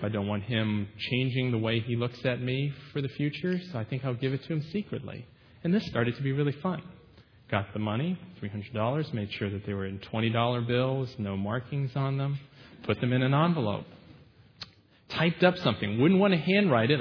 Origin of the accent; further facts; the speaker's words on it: United States; being an American citizen